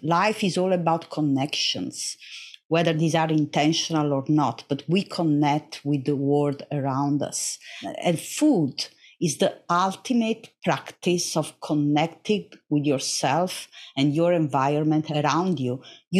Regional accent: Naples, Campania, Italy; English is a second language; Oh, yes. Naples, I'm a proud Neapolitan. Naples is a rough city. It's a complex city, just like biology.

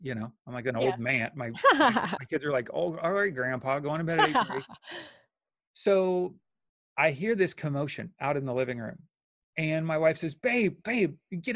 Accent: Bowling Green, Kentucky, United States; now in Orange County, United States; I grew up in Bowling Green, Kentucky, 30,000.

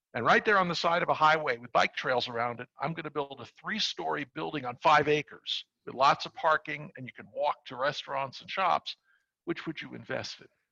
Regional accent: New York City, New York, United States; I'm from New York. I grew up in Brooklyn and worked on Wall Street

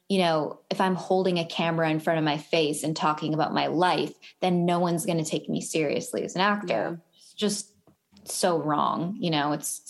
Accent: Vancouver, British Columbia, Canada; moved away as an adult; now in Los Angeles, United States; I am from Vancouver, Canada

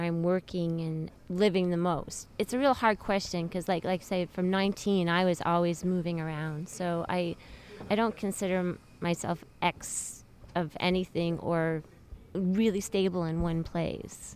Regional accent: Montreal, Quebec, Canada; moved away as an adult; I'm Canadian

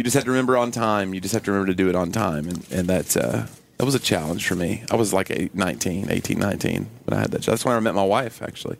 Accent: Tennessee, United States; I'm from Tennessee

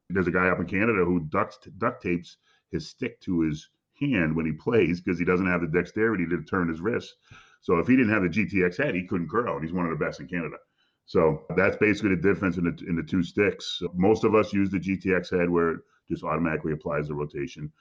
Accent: Connecticut, United States; I'm from Connecticut, about two and a half hours

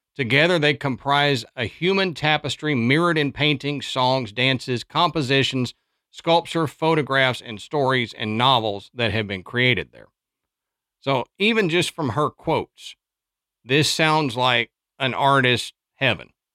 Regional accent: Texas, United States; now in Nashville, United States; I'm from Texas

